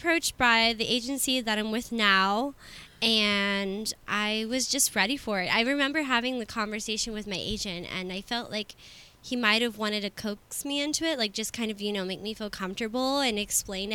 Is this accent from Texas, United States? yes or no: yes; San Antonio, Texas, United States; moved away as an adult; also born or lived in Austin, Texas; now in Los Angeles, United States; I'm originally from San Antonio.